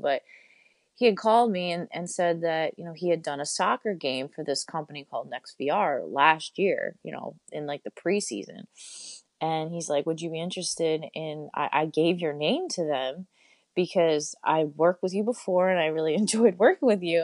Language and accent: English; Poughkeepsie, New York, United States; I grew up in Poughkeepsie, New York, um, which is about two hours north of New York City